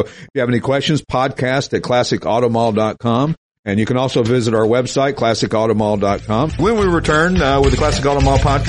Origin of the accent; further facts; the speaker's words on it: Knoxville, Tennessee, United States; moved away as an adult; now in Pennsylvania, United States; the girl knew I was from the South, from Knoxville.